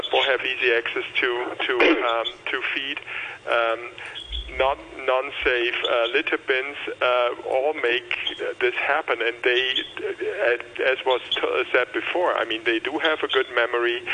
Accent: Germany; moved away as an adult; now in Hong Kong; I come from Germany

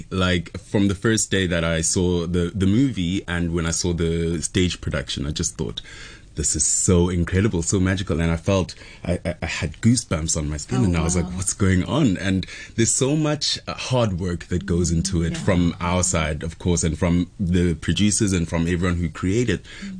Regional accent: South Africa; I was in South Africa as well at home.

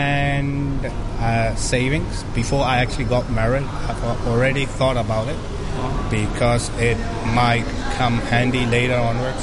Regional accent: Hong Kong; hence I was born in Hong Kong. So after that, I sort of lived here up till now.

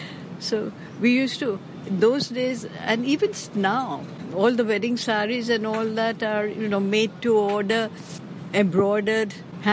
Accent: Karachi, Sindh, Pakistan; also born or lived in Bombay, India; now in Hong Kong; But I was born in Karachi, at that time undivided India. But for university education, I moved to Bombay.

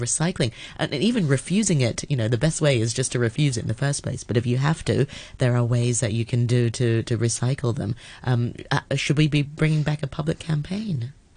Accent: Hong Kong; I grew up in Hong Kong sort of the eighties and the nineties

